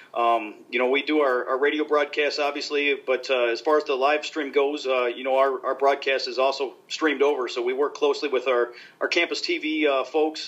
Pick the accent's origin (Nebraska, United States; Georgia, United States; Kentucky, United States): Nebraska, United States; moved away; I grew up in Nebraska, so we didn't have hockey when I was growing up